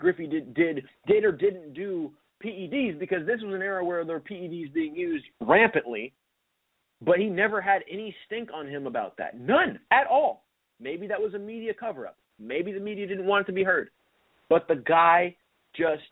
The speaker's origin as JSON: {"language": "English", "town": "Seattle", "region": "Washington", "country": "United States", "tie": "born or raised there", "said": "I grew up in Seattle, I grew up here"}